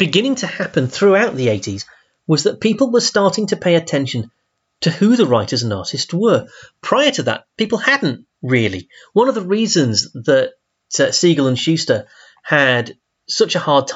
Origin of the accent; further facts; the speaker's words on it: Doncaster, Yorkshire and the Humber, United Kingdom; I grew up in Doncaster